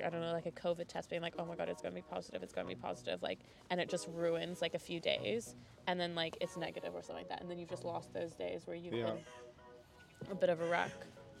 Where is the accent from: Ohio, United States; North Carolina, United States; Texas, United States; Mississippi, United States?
Texas, United States; I mean, given history, given that I'm from Texas.